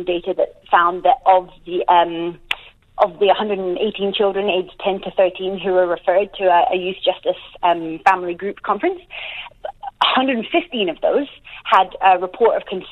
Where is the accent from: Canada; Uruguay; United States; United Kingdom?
United Kingdom; Glasgow, Scotland; now in New Zealand; I grew up in Glasgow.